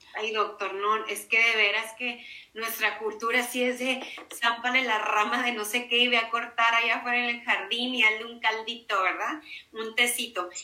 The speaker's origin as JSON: {"language": "Spanish", "country": "Mexico", "said": "así somos los mexicanos"}